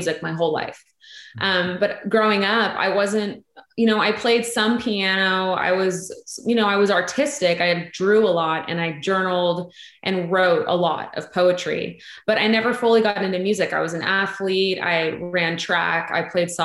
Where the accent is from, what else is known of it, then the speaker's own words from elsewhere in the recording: Los Angeles, California, United States; moved away as an adult; now in Nashville, United States; I am from LA originally